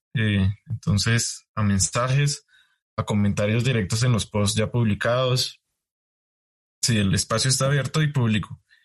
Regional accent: Colombia; now in United States; Yo como colombiano hago ciencia en Estados Unidos.

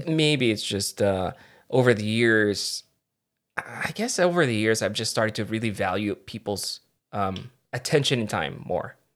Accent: Philippines; I'm Filipino

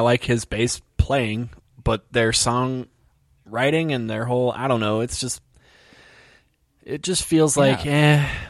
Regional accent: California, United States; Not just because I'm from California.

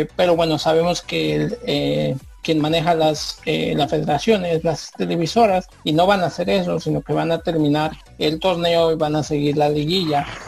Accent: Mexico City, Mexico; Yo soy originario de la Ciudad de México.

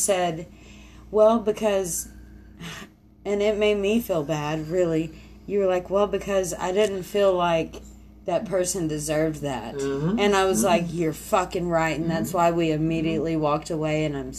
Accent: the South, United States; Hey, guess what? We're from the South.

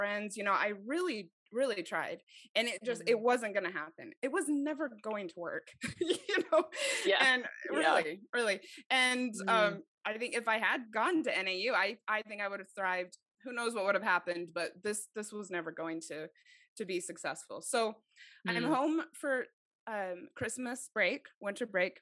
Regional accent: Mesa, Arizona, United States; also born or lived in Idaho; I was raised in Arizona

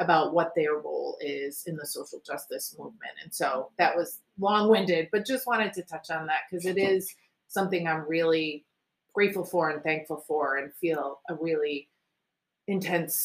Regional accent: Warwick, Rhode Island, United States; I was raised in Warwick, Rhode Island

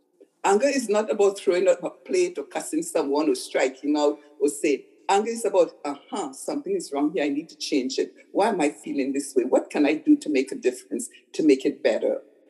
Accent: Montreal, Quebec, Canada; now in Ontario, Canada; I came from Montreal and I'm a good girl in the way we were brainwashed. You don't use obscene language, right? In my world, I've never used an obscene language before I came to Ontario.

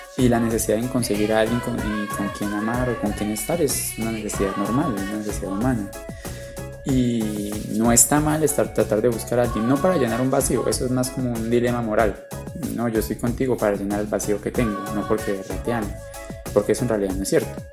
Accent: Sogamoso, Boyacá, Colombia; Yo soy de Sogamoso, Boyacá. Toda mi vida he vivido allá.

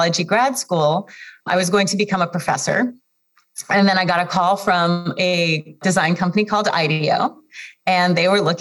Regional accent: Kharkiv, Kharkiv Oblast, Ukraine; I was born in Kharkiv, Ukraine

